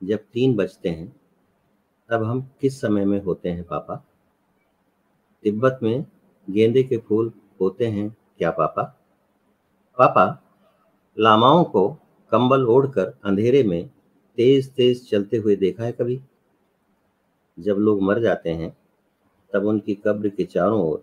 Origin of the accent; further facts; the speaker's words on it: Chhattisgarh, India; और तीसरा हमारे गांव के पास छत्तीसगढ़ में सरगुजा